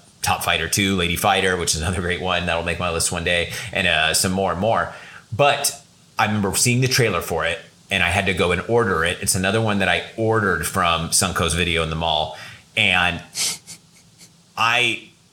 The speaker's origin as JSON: {"language": "English", "area": "Central Valley", "region": "California", "country": "United States", "tie": "born or raised there", "said": "I grew up in the Central Valley, California"}